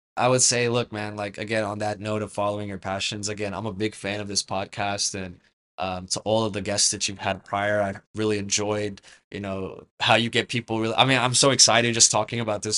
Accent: Canada; I'm Canadian by birth

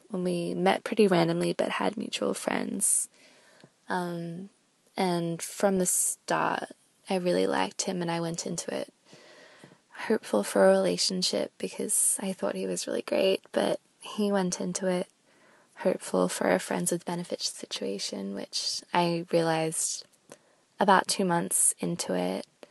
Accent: Australia; I'm from Australia, and I'm nineteen.

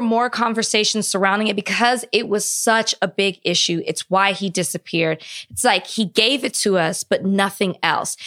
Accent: Texas, United States; I'm from Texas

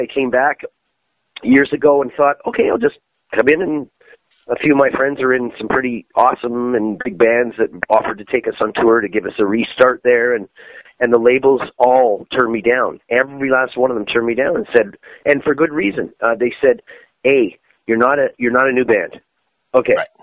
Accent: Canada; Canada, my home country

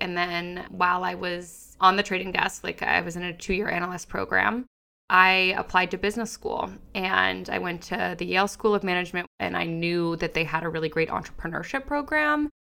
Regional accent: London, United Kingdom; also born or lived in Japan; I was born in London. I spent some years in Japan, moved back to London and graduated high school there.

